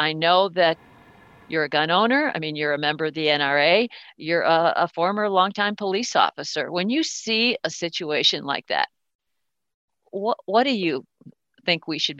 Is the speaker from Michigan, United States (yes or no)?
yes; Michigan, United States; this terrible tragedy we just had here in my home state of Michigan